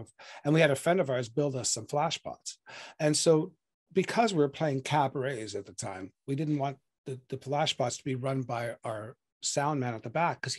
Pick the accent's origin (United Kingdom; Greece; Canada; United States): Canada; Sault Ste. Marie, Ontario; moved away; my hometown was Sault Ste. Marie, Ontario